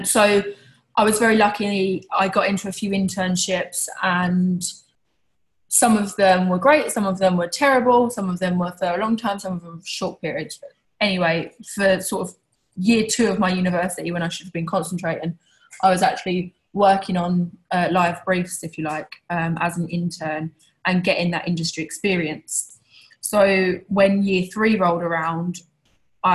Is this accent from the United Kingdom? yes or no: yes; Tilbury, East of England, United Kingdom; I was born in Essex in a small town called Tilbury. Which is probably most famous for its docks. I guess growing up, I was a regular kid, went to a regular school and I had a regular life